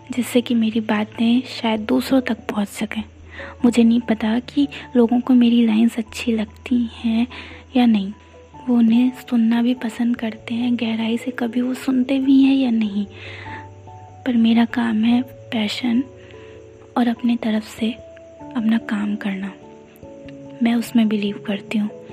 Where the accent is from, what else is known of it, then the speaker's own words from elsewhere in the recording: Ayodhya, Uttar Pradesh, India; मैं हूँ अयोध्या से